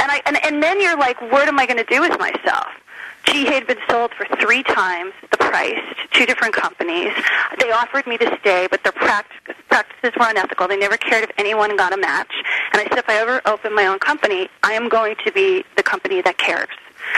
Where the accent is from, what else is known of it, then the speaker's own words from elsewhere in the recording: Miami, Florida, United States; also born or lived in New Jersey; I mean, I grew up in Miami was really my home more than Jersey, because it was the place we went to have vacation and holidays.